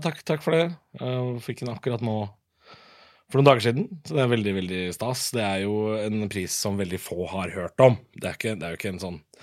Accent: Drammen, Buskerud, Norway; jeg er jo fra Drammen

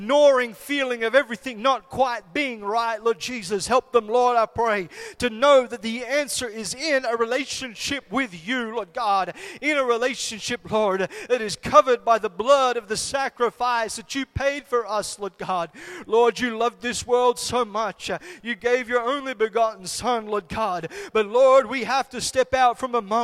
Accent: Solomon Islands; when I was growing up in the Solomon Islands

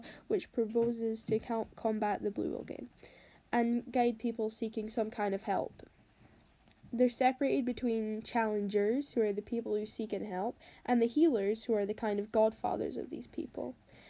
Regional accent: England, United Kingdom; I'm 14 and I'm English.

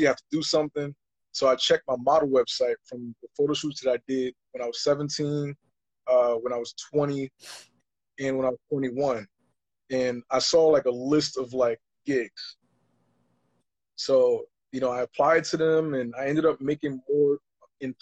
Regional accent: New York City, New York, United States; I was born and raised in Harlem, New York

